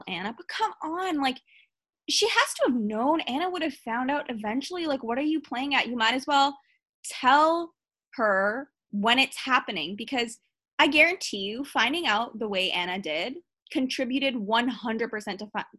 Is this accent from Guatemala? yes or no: no; Canada; I'm from Canada